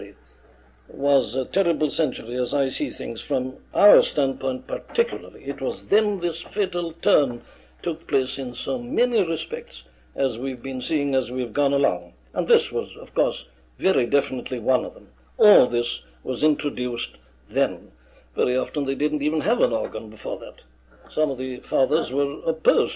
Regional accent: Wales, United Kingdom; my home country, Wales

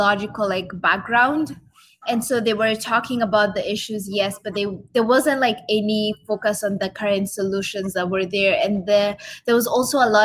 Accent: Kenya; now in Ottawa, Canada; I grew up in Kenya.

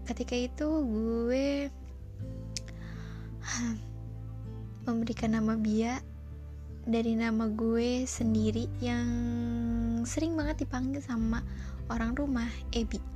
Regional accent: Purwakarta, West Java, Indonesia; born there; gue melamar diri ke sebuah radio yang ada di kota kelahiran gue Purwakarta dan di sana gue diterima

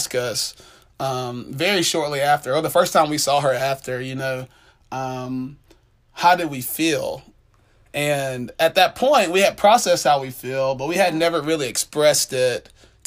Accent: Jonesboro, Georgia, United States; I'm from Jonesboro, Georgia

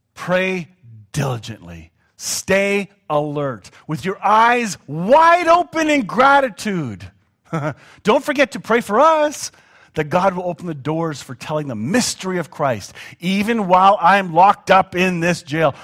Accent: Canada; as a Canadian

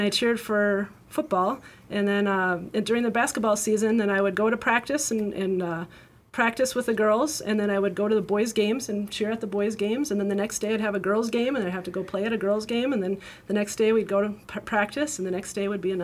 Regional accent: Amory, Mississippi, United States; I grew up in Amory. Born and raised here. Went to Amory High School

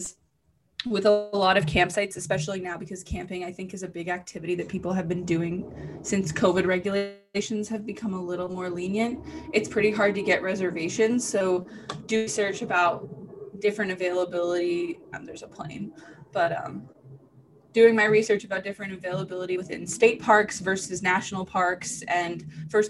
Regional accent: north of Boston, Massachusetts, United States; moved away as an adult; now in San Diego, United States; I grew up just north of Boston

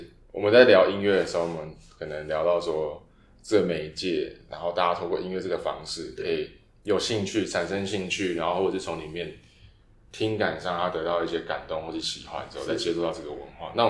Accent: Miaoli County, Taiwan; accent: Sixian Hakka; 然后我是苗栗那边的，所以是讲四县。

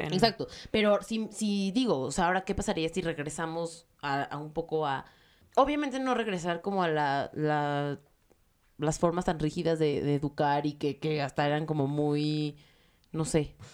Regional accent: Mexico; soy de México y soy judía

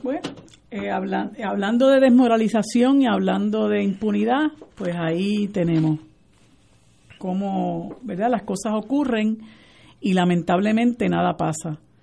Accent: Puerto Rico; puertorriqueños nos llamamos

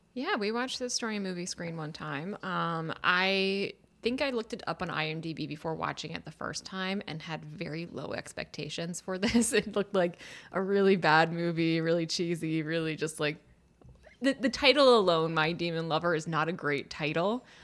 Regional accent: Philadelphia, Pennsylvania, United States; moved away as an adult; also born or lived in Washington, D.C.; having grown up in Philadelphia and then going to D C for college

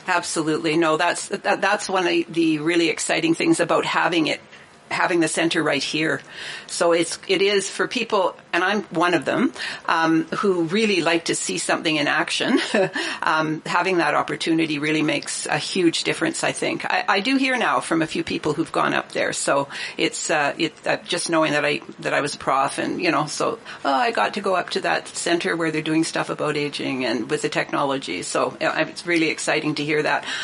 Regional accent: Revelstoke, British Columbia, Canada; I was born in Revelstoke

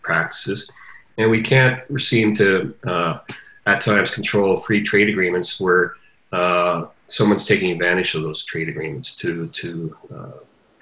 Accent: Canada; we as Canadian farmers are very proud

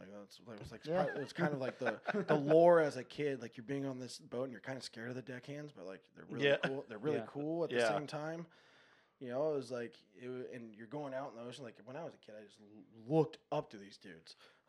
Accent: Encinitas, California, United States; As a kid, you know, I grew up in Encinitas. I surfed Seaside.

